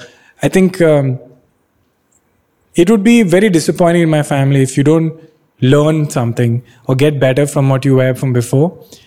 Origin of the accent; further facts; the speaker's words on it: Bangalore, Karnataka, India; English is a second language; Catholic Mallu from Bangalore. Like I never thought of it like that. Maybe I only thought of myself as, I'm from Bangalore.